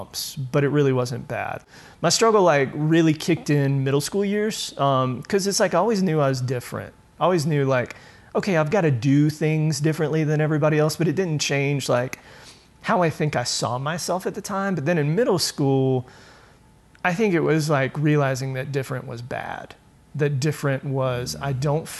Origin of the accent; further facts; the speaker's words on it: Julian, North Carolina, United States; I grew up rural North Carolina